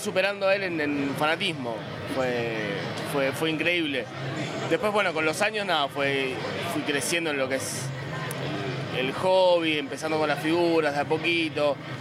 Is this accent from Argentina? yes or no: yes; Chubut, Argentina; yo soy del sur, soy de Chubut, no soy de, Capital.